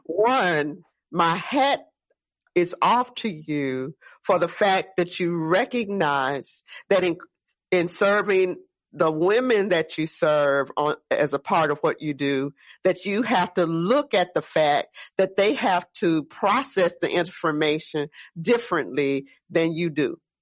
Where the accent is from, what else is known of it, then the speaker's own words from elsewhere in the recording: Gretna, Louisiana, United States; I'm from the West Bank over in Gretna, Marrero